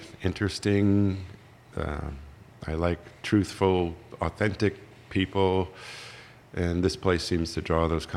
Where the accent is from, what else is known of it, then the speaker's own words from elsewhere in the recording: Bristol, Rhode Island, United States; moved away as an adult; also born or lived in New Bedford, Massachusetts / San Francisco; now in Knoxville, United States; I grew up in Bristol, Rhode Island, for the most part.